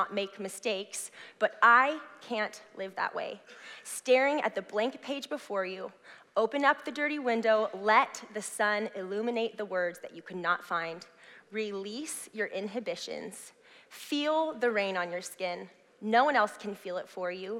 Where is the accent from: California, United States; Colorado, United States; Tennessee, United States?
California, United States; Southern; now in Clackamas, United States; I grew up in Southern California